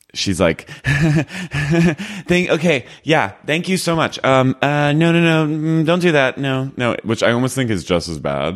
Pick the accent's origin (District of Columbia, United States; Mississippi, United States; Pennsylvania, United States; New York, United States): Pennsylvania, United States; Philadelphia; I'm from Philly